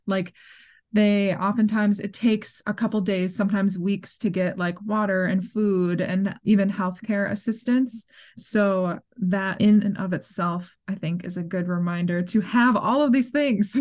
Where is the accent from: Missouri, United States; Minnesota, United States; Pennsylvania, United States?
Minnesota, United States; moved away; I grew up in Minnesota